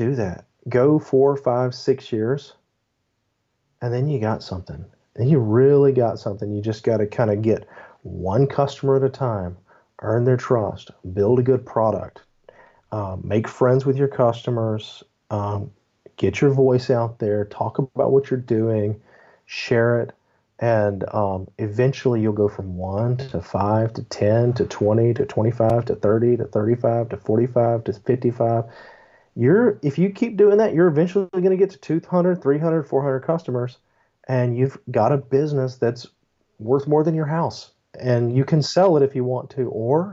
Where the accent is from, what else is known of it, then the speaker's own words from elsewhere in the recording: Memphis, Tennessee, United States; also born or lived in Texas; I'm from Tennessee, Memphis, Tennessee specifically.